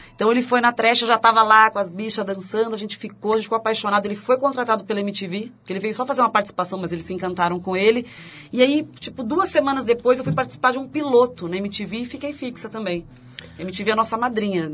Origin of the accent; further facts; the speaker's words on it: Santo André, São Paulo, Brazil; also born or lived in São Bernardo do Campo; eu nasci em São Bernardo, mas moro em Santo André. Morei a vida inteira.